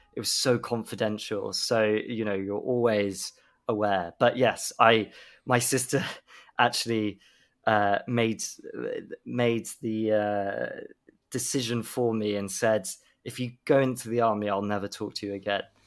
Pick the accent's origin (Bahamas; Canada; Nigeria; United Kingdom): United Kingdom; Swindon, South West England; I grew up in Swindon